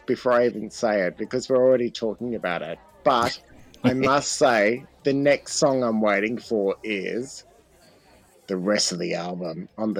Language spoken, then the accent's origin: English; Australia; because I'm an Aussie